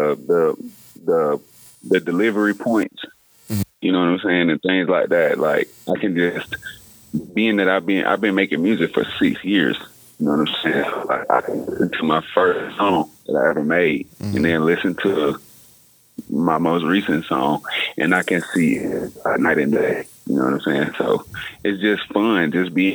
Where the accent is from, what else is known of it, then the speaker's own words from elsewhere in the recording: Hazlehurst, Georgia, United States; growing up in Hazelhurst, it's like, it's nothing but the streets